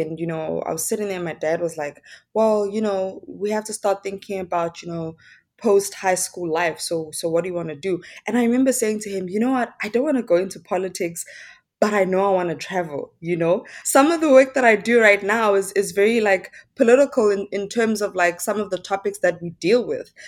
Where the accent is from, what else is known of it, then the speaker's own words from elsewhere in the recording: Johannesburg, Gauteng, South Africa; I'm from, born and bred in Soweto, Johannesburg